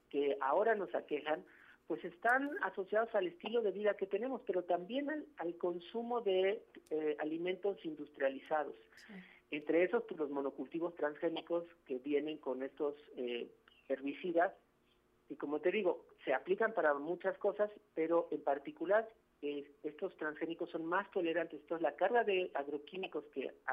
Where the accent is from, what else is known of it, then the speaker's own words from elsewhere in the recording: Mexico; como mesoamericanos, como mexicanos y mexicanas que hemos heredado precisamente, somos pueblo de maíz.